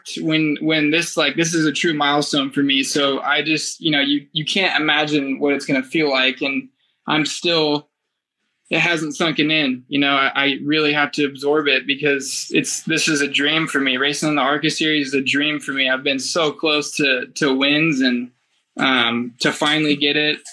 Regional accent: Roseville, California, United States; It was my hometown, and it was, you know, the track I grew up racing at.

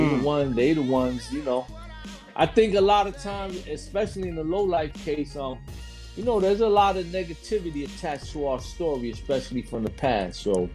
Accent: Miami, Florida, United States; I came from Florida as well, man. I came from Miami too.

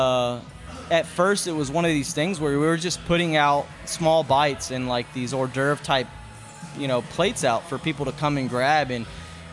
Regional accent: Katy, Texas, United States; I grew up in Katy

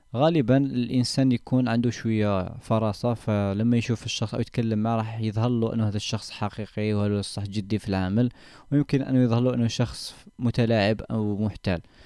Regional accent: Algeria; كجزائريين او كعرب

